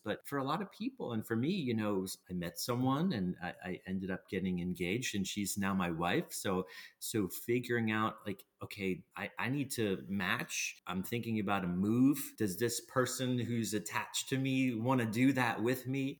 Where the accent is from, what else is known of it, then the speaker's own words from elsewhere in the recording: Plowville, Pennsylvania, United States; moved away as an adult; also born or lived in Atlanta / New York; growing up in Plowville, I had gone to a few, you know, agricultural fairs